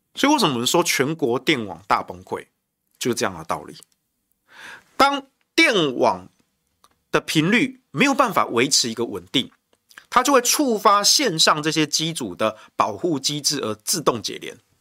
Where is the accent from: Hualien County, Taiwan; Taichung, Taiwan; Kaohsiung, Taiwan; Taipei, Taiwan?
Taichung, Taiwan; 我身为台中人